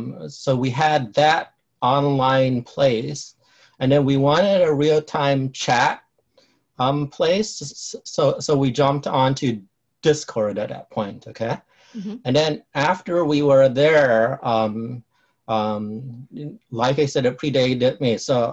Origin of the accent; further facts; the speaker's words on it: Cambodia; also born or lived in Chicago; now in San Jose, United States; I immigrated here in the 70s, late 70s. Mm-hmm. And I originally lived in Chicago after I came here from Cambodia. And then after college, I moved to the San Jose, California area.